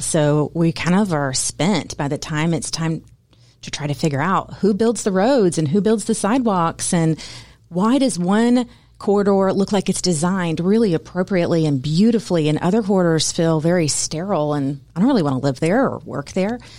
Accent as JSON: {"language": "English", "town": "Woodstock", "region": "Georgia", "country": "United States", "said": "I am from Woodstock, Georgia. We live in downtown Woodstock"}